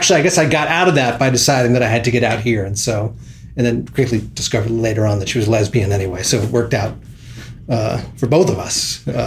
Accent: Philadelphia, Pennsylvania, United States; moved away; I am from Philadelphia. I like to say West Philadelphia

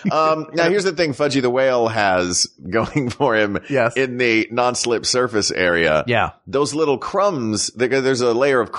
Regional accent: Tennessee, United States; I grew up in Tennessee.

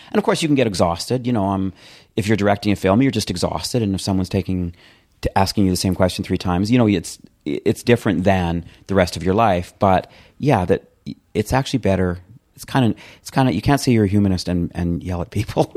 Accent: Calgary, Alberta, Canada; also born or lived in Edmonton; I grew up in Calgary, Canada, in a townhouse community

